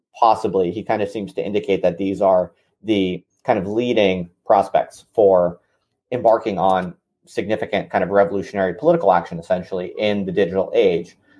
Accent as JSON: {"language": "English", "country": "United States", "said": "as an American"}